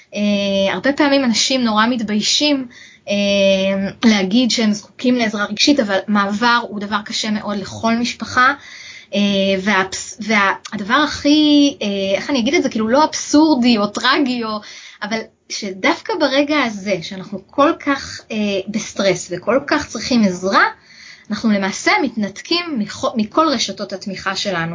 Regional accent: Israel; now in Canada; בתור ישראלים, יש לנו קטע, אנחנו יזמים

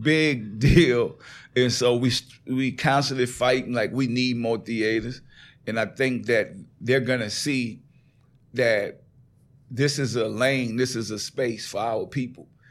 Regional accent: New Orleans, Louisiana, United States; accent: country; moved away as an adult; also born or lived in California; I moved to California. Mm-hmm. I'm from New Orleans. Mm-hmm. I don't sound like none of them out there when I get to California, I sound all the way country.

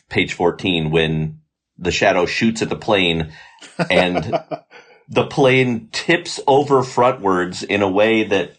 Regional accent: St. Louis, Missouri, United States; as a St. Louisan myself

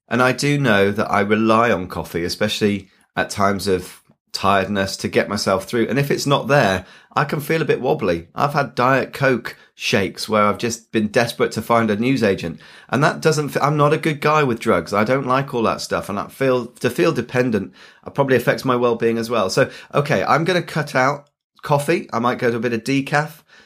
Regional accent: Yorkshire and the Humber, United Kingdom; I'm a Yorkshireman

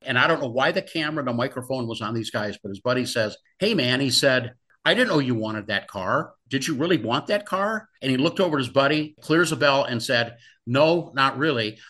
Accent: Los Angeles, California, United States; growing up in Southern California

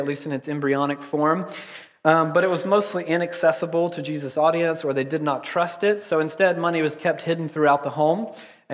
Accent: Georgia, United States; I'm from Georgia

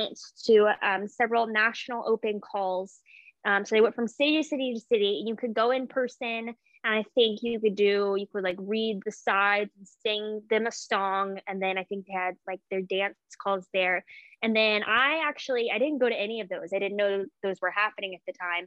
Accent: Memphis, Tennessee, United States; moved away as an adult; also born or lived in Birmingham, Alabama; I grew up in Memphis, Tennessee

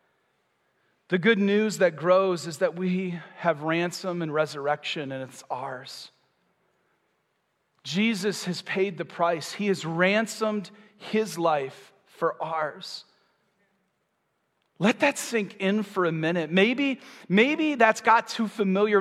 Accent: Michigan, United States; moved away as an adult; now in Florida, United States; When we moved to Florida, I'm from Michigan, we have basements, we have garages

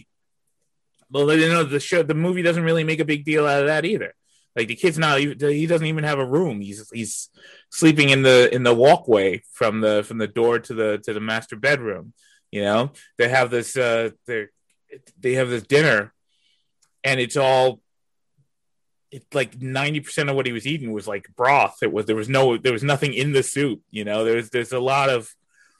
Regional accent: New York, United States; I'm from New York.

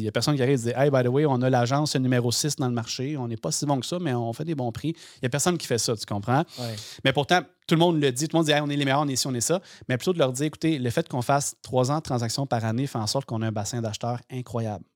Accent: Sorel-Tracy, Quebec, Canada; moved away; je viens de Sorel-Tracy

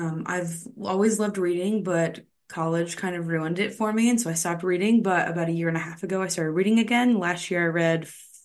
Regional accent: Missouri, United States; I'm from Missouri. I've been a Christian since I was 14

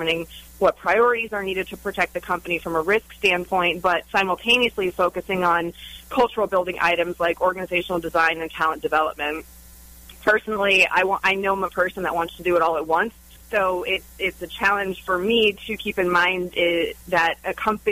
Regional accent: Orlando, Florida, United States; I was born and raised right here in Orlando, Florida

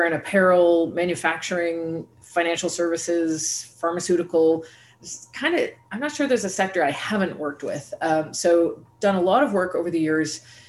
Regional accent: Canada; also born or lived in New York City / Brazil / Germany; now in Montreal, Canada; So I'm coming to you today from Montreal, Canada, and I'm Canadian

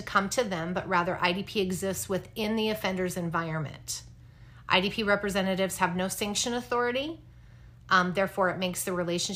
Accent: Wyoming, United States; Growing up in Wyoming, I had the opportunity to be surrounded by ranchers

